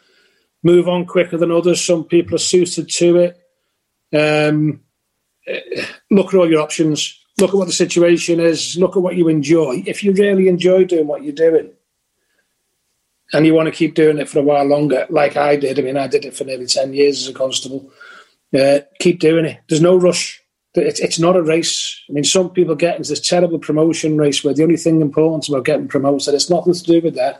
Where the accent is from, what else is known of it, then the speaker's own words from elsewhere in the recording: Merseyside, North West England, United Kingdom; also born or lived in Lancashire; Working there means something to me because it's where I was born, where I was brought up